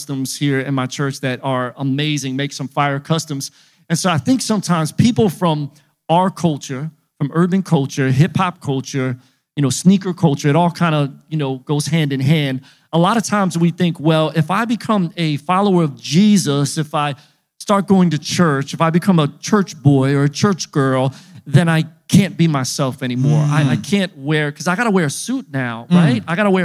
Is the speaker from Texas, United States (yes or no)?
no; Philadelphia, Pennsylvania, United States; I was just a little kid growing up in Philly